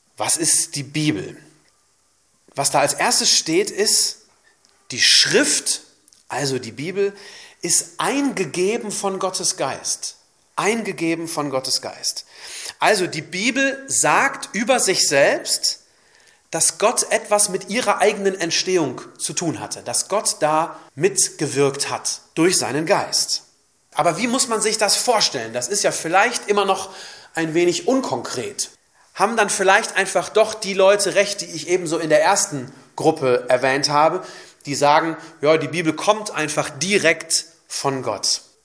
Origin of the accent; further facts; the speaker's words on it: Germany; bei uns in Deutschland